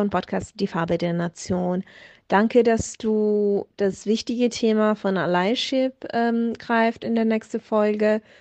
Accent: Italy; German is a second language; now in Munich, Germany; ich komme ja aus Italien und fahre, also vor corona zeiten bin ich regelmäßig ähm, zwischen München und Bologna gefahren mit dem Zug.

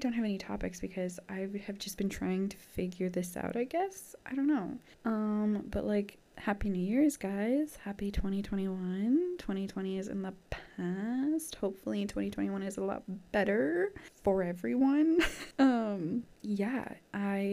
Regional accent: Canada; I'm from Canada

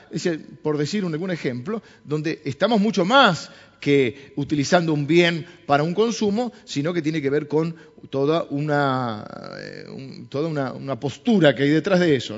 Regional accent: Argentina; los argentinos somos autodestructivos

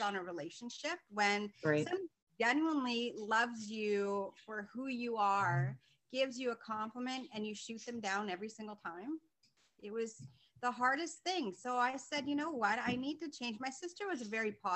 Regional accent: Vancouver, British Columbia, Canada; now in Markham, Canada; I am originally from Vancouver, born and raised, and now I'm living in Southern Ontario in a city called Markham.

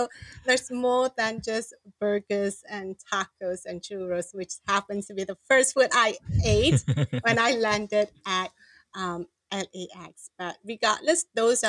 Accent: Malaysia; moved away as an adult; now in United States; I'm the first generation here, migrated to in America. Mm-hmm. My kids could be second, but I want them to remember their roots, their heritage, what is it about, whether being a Malaysian

